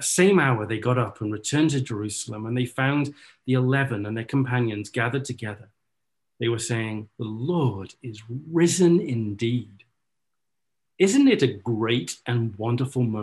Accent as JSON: {"language": "English", "region": "North Wales", "country": "United Kingdom", "tie": "born or raised there", "moved": "yes", "lives_now": "Orlando, United States", "said": "I grew up in North Wales, and my mum is a very avid gardener"}